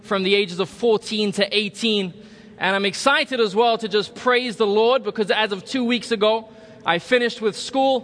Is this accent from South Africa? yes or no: no; London, United Kingdom; moved away as an adult; also born or lived in Republic of Ireland; now in California, United States; I was born in the Republic of Ireland, grew up in London, England